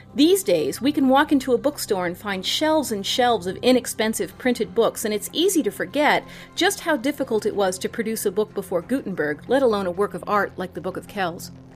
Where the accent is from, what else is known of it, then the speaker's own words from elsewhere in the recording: St. Louis, Missouri, United States; I grew up in Saint Louis